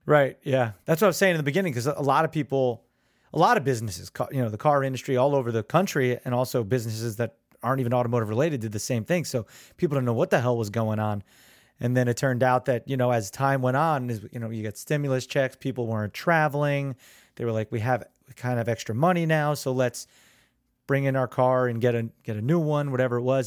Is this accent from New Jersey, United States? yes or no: yes; Neptune, New Jersey, United States; also born or lived in Belmar, New Jersey; I'm from Neptune. I live in Belmar